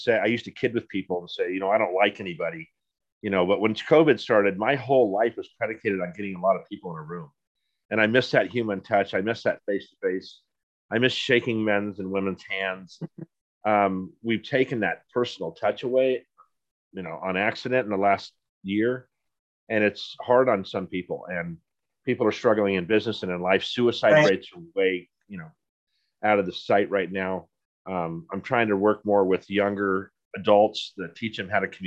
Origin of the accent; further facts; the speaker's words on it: Poway, California, United States; I grew up with cowboys in Poway when it was just, when I moved to Poway, there was nothing there